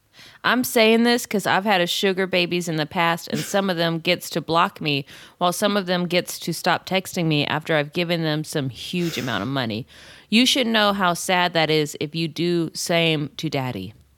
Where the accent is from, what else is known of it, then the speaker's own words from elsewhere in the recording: San Jose, California, United States; I'm from San Jose.